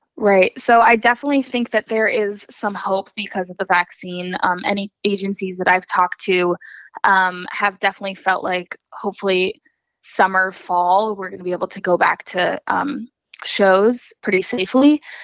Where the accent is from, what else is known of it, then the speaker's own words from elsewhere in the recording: Hopkinton, Massachusetts, United States; moved away as an adult; now in Nashville, United States; I'm actually from outside of Boston, Massachusetts. Um, so I grew up in Hopkinton, Mass, and went to high school there